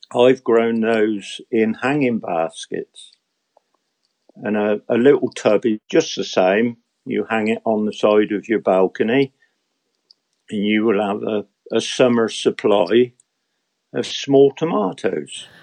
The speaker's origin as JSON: {"language": "English", "region": "England", "country": "United Kingdom", "said": "an Englishman who loves his garden"}